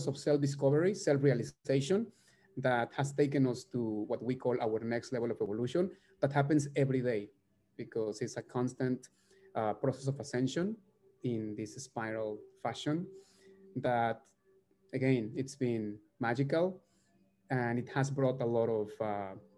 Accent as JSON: {"language": "English", "country": "Mexico", "moved": "yes", "lives_now": "Miami, United States", "said": "We're originally from Mexico. We live in Miami for the past 20 years"}